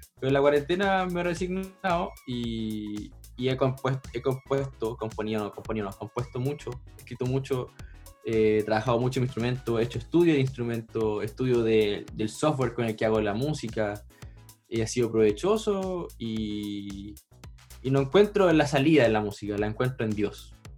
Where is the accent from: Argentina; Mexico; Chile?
Chile; soy de Chile